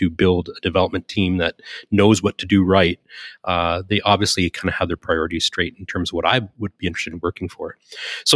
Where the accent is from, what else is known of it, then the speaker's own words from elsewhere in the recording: Southern Ontario, Canada; moved away as an adult; also born or lived in Silicon Valley; now in Winnipeg, Canada; I was born in Southern Ontario, which is kind of east. They call it the east, even though it's kind of the middle. It's more like New York in Canada. I went to school there